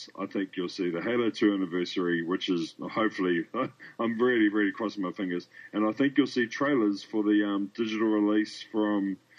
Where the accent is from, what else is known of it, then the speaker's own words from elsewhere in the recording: New Zealand; now in Australia; As I'm from New Zealand and currently living in Australia.